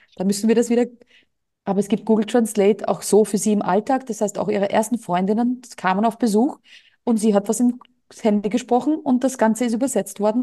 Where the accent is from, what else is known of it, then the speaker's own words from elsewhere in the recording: Austria; moved away as an adult; now in Mallorca, Spain; Bei uns in Österreich stellst du die Tonne vor die Türe, wird abgeholt.